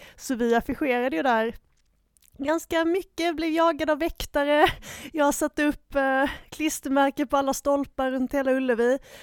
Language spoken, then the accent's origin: Swedish; Gothenburg, Västra Götaland, Sweden; min uh, titel som göteborgare